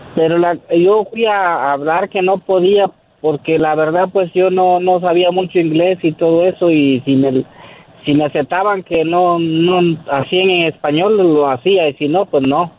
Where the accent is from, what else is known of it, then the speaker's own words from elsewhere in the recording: Jiménez, Chihuahua, Mexico; moved away as an adult; now in San Diego, United States; Yo de Chihuahua. Mira, este, yo me vine de allá